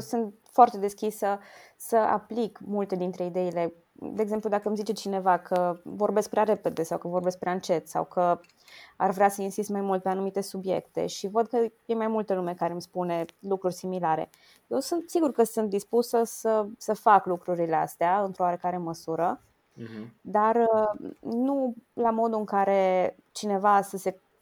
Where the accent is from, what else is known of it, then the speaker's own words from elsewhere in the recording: Romania; ca româncă